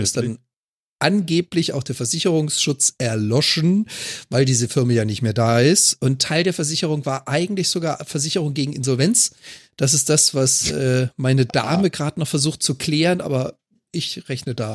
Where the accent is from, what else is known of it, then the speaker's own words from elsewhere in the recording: Freiburg, Baden-Württemberg, Germany; moved away; ich komme ja gebürtig aus Freiburg